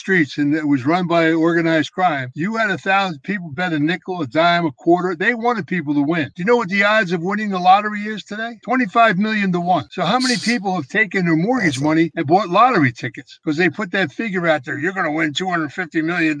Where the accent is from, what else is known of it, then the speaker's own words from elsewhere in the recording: Philadelphia, Pennsylvania, United States; When I was a kid growing up in Philadelphia